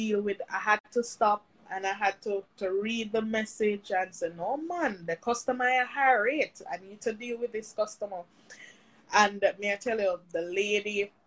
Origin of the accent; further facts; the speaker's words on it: Mandeville, Manchester Parish, Jamaica; now in St. Catherine, Jamaica; I'm from Mandeville